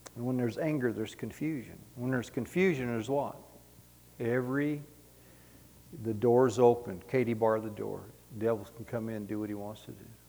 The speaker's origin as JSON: {"language": "English", "town": "San Diego", "region": "California", "country": "United States", "tie": "born or raised there", "said": "we were raised in San Diego"}